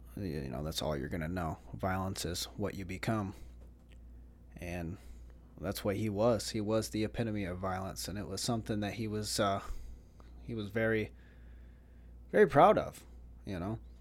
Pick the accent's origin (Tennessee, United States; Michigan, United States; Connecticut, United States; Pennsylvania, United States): Michigan, United States; Jackson; also born or lived in Vero Beach, Florida / Melbourne, Florida; now in Florida, United States; I was from Jackson